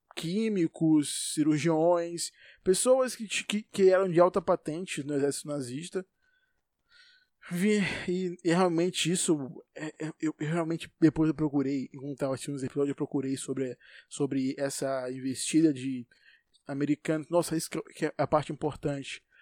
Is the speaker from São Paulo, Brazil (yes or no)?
no; Salvador, Bahia, Brazil; Eu vivo em Salvador. Sou de Salvador nasci aqui, provavelmente eu vou morrer aqui